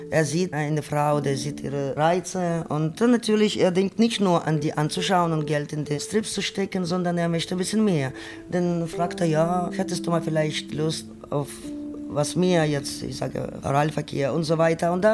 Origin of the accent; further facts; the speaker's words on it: Ukraine; now in Germany; Ich komme aus Ukraine, bin 1994 nach Deutschland gekommen.